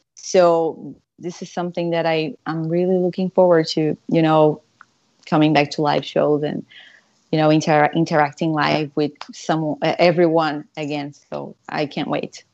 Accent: Brazil; moved away; growing up in Brazil, guitars are so expensive there

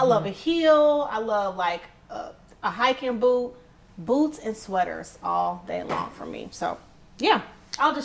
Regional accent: Michigan, United States; I'm from Michigan

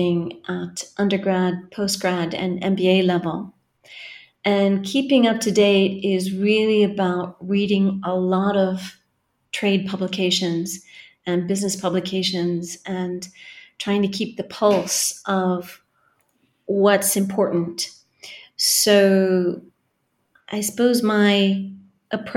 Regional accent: California, United States; moved away as an adult; now in Galway, Ireland; I come from California, which you can probably hear from the accent

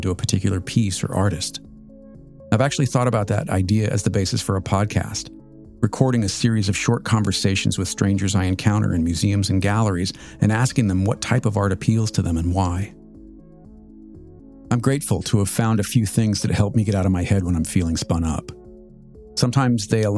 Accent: Southern California, United States; now in Washington, D.C. area, United States; I grew up in Southern California

